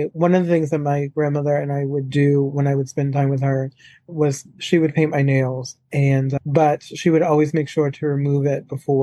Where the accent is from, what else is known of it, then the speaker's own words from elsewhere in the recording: New Orleans, Louisiana, United States; moved away; also born or lived in Chicago / Palm Beach Gardens, Florida; I am originally from New Orleans, born and raised, and I grew up in a very alcoholic environment from the get-go